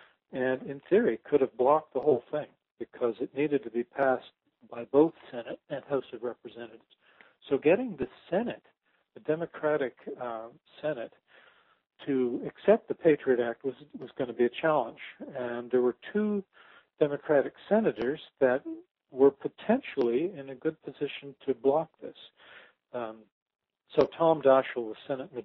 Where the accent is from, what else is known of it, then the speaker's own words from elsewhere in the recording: Canada; I'm a Canadian